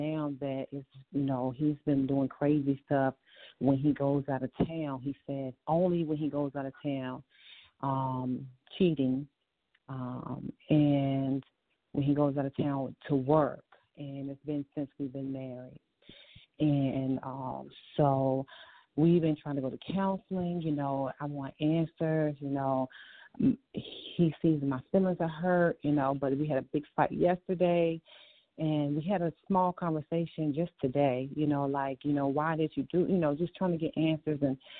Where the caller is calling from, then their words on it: Virginia, United States; I'm calling from Virginia.